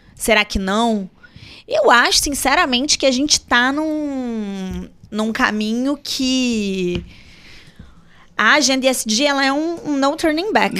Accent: Brazil

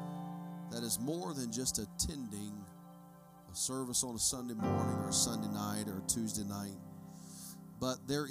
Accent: United States; I'm an American

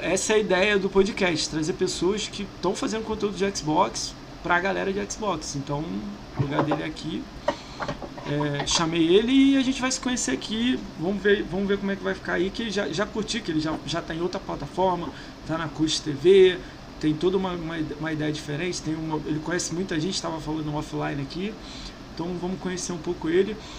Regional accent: Brazil; a gente é brasileiro

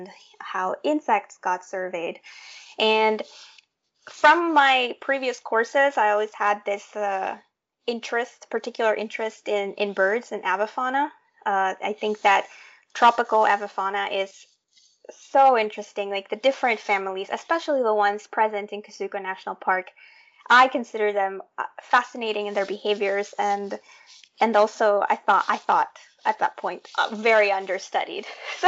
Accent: Tegucigalpa, Francisco Morazán, Honduras; moved away; that was the degree that was being offered in my hometown of Tegucigalpa

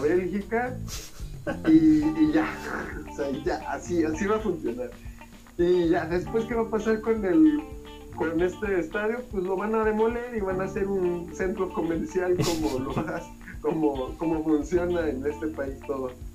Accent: Mexico City, Mexico; moved away; la Ciudad de México, bueno, hace tiempo que ya no vivo allá

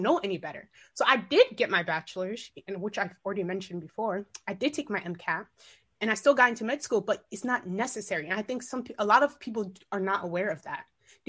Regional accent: Maryland, United States; also born or lived in Guinea; I was born in West Africa, Guinea, but I was raised in Maryland.

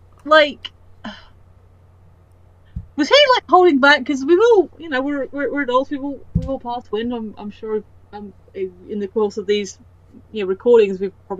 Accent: United Kingdom; being a British person with a bit of Irish, my step-friend dad was Norwegian.

